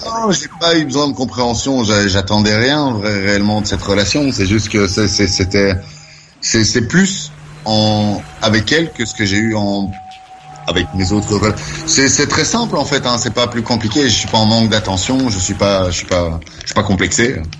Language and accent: French; Brussels, Brussels-Capital Region, Belgium; now in Wavre, Belgium; de Bruxelles. Je suis né à Bruxelles.